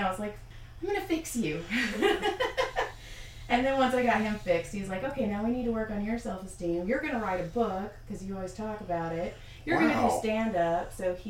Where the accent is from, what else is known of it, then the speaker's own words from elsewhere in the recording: Madera, California, United States; moved away as an adult; also born or lived in Texas / San Diego; No, I grew up in Madera, Fresno.